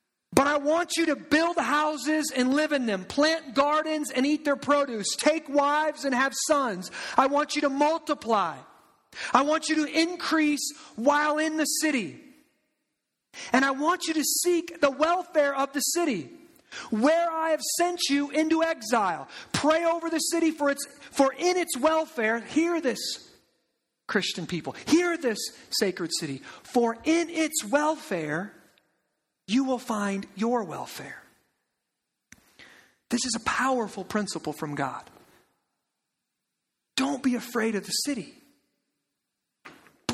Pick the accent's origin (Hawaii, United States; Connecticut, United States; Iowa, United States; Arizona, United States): Iowa, United States; Eldridge; I grew up in Eldridge. I grew up in the suburbs.